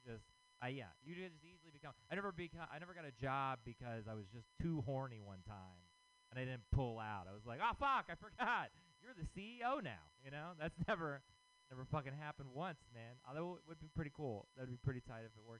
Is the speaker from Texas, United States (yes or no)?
yes; Texas, United States; moved away; I'm from Texas